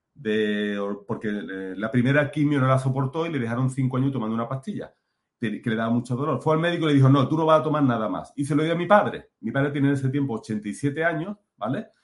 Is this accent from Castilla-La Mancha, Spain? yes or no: no; Málaga, Andalusia, Spain; moved away; also born or lived in Mexico; soy malagueño